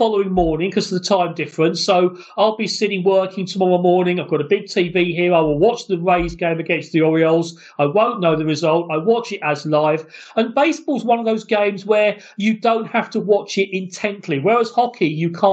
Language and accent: English; United Kingdom; in country like Great Britain, where we don't really have the facilities and the rinks to do it